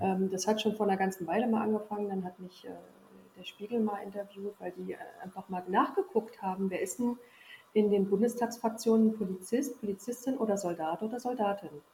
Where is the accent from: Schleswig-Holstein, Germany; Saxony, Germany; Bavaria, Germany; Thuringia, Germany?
Thuringia, Germany; Sondershausen; moved away as an adult; also born or lived in Wolgast / Berlin / Rhineland / Erfurt; ich habe meine Kindheit, Jugend, also bis zum 18. Lebensjahr hier verbracht